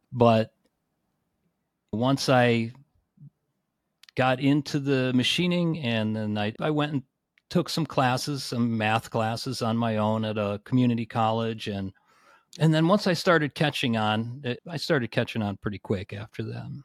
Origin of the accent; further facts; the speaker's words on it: suburb of Cleveland, Northeast Ohio, United States; I grew up in Northeast Ohio, in a suburb of Cleveland, so a little bit west of Cleveland.